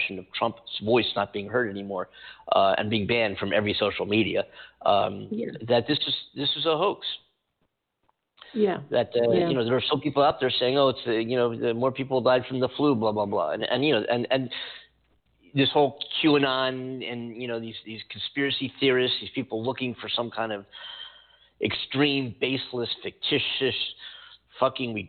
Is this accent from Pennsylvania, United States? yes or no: yes; Philadelphia, Pennsylvania, United States; now in Pasadena, United States; My hometown. I'm in California. I'm from Philadelphia originally. Just outside of Philadelphia